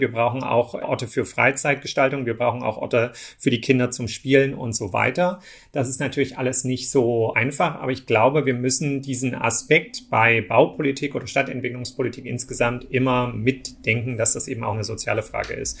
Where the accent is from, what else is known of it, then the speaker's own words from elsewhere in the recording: Ore Mountains, Saxony, Germany; moved away as an adult; also born or lived in France / Belgium / Australia / Spain; now in Berlin, Germany; bin aber geboren und aufgewachsen im Erzgebirge in Sachsen